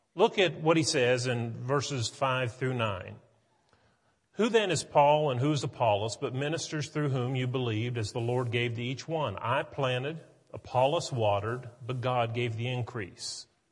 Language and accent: English; West Virginia, United States; now in Tennessee, United States; growing up in West Virginia